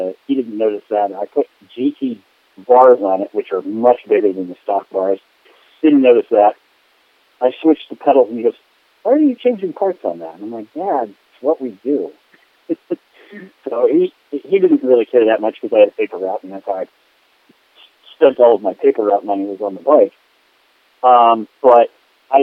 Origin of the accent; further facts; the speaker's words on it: Midwest, United States; I grew up in the Midwest